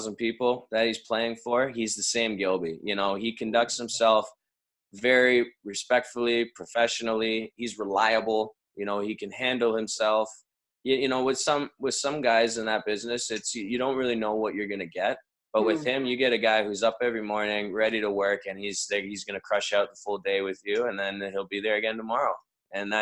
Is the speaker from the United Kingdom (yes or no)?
no; Canada; we're from Canada